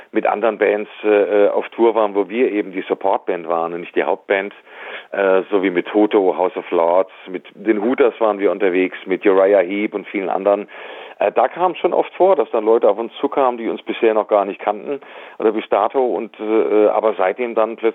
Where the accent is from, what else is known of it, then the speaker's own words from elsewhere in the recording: Darmstadt, Hesse, Germany; Ich bin ja in Darmstadt zur Schule gegangen, habe da mein Abitur gemacht. Deswegen ist Darmstadt für mich schon was Besonderes